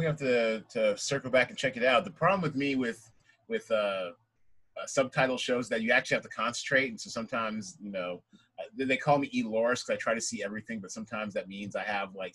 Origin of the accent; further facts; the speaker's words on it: Seattle, Washington, United States; moved away as an adult; also born or lived in Atlanta, Georgia; now in Los Angeles, United States; I grew up in Seattle.